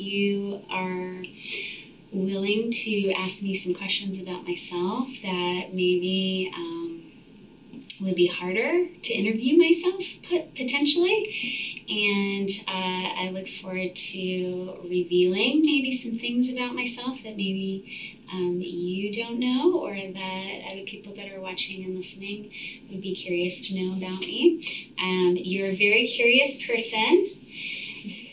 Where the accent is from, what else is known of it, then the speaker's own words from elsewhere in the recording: Orange County, Southern California, United States; moved away as an adult; also born or lived in San Francisco; now in Portland, United States; I am originally from Southern California. I grew up there in the 70s in rural Southern Orange County